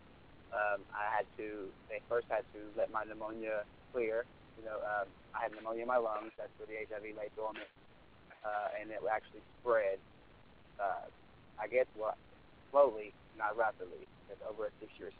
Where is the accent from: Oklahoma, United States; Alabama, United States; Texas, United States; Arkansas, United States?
Arkansas, United States; moved away; I'm from Arkansas